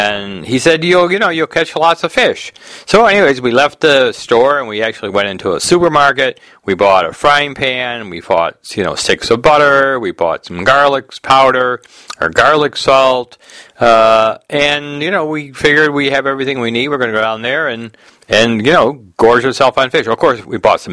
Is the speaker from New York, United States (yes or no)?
no; Detroit, Michigan, United States; we're from Detroit